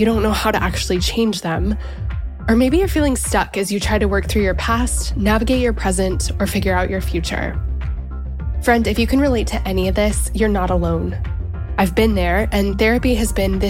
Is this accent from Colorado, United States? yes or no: yes; Colorado, United States; now in Nashville, United States; I grew up in Colorado.